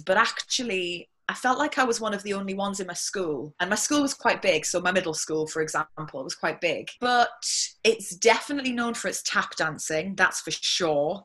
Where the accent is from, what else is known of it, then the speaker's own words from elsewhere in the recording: Whitley Bay, North East England, United Kingdom; I'm from Whitley Bay